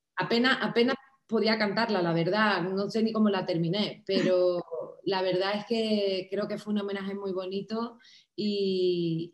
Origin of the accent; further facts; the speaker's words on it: Cádiz, Andalusia, Spain; also born or lived in Miami / Los Angeles; cantaba en carnaval, en Cádiz, en mi tierra